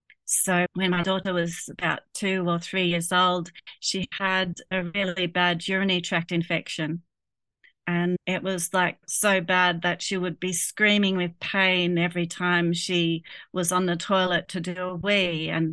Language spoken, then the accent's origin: English; Germany; moved away; I grew up in Germany